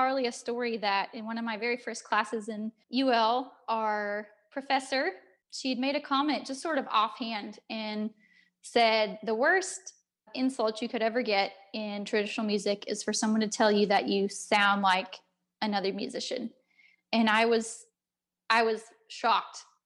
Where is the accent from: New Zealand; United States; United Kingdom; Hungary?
United States; moved away as an adult; also born or lived in Ireland; I'm an American